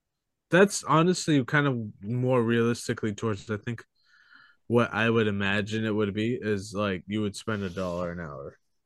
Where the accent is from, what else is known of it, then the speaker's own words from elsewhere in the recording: Orange County, California, United States; I'm not from LA. I'm from Orange County.